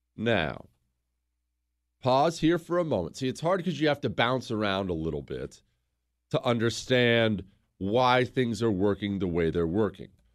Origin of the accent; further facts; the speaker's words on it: United States; I'm an American